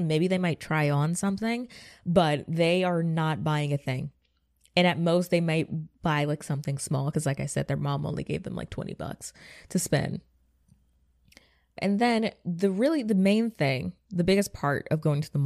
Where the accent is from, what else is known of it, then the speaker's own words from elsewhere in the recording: Georgia, United States; I'm from Georgia